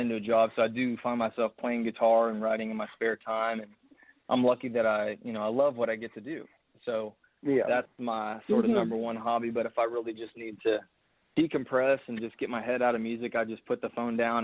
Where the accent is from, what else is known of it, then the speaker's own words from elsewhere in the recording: Fort Worth, Texas, United States; now in Nashville, United States; I grew up in Fort Worth, Texas